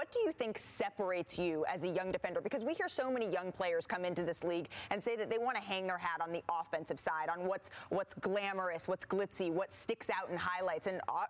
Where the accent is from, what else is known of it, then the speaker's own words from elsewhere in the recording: Oakland, California, United States; Golden State guard Juan Toscano-Anderson, he grew up in Oakland, and so did I.